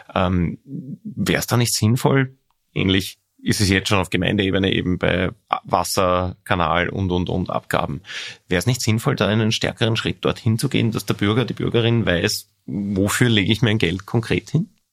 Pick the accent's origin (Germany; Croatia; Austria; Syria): Austria; Lower Austria; bei uns in Niederösterreich